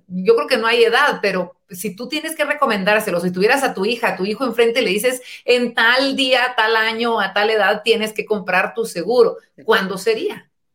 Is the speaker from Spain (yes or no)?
no; Guatemala; nuestra Guatemala